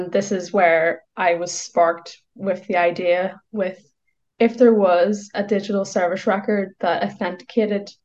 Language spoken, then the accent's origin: English; Northern Ireland, United Kingdom; I grew up in Northern Ireland.